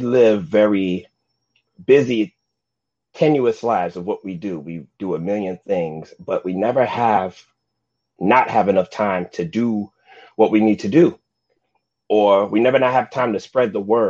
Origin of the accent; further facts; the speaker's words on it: New York, United States; I'm a born and bred New Yorker, even though I may not act like it sometimes, but I am a New Yorker